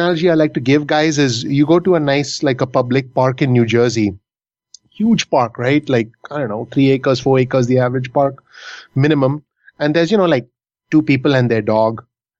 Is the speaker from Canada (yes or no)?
no; India; moved away as an adult; now in United States; only in America can a 24-year-old Indian guy come over in 2002 in a post-9/11 world.